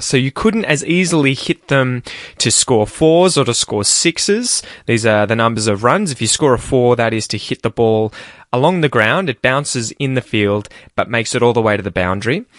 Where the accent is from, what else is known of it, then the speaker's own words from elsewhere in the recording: Australia; accent: Australian; my accent if you are after the Australian accent.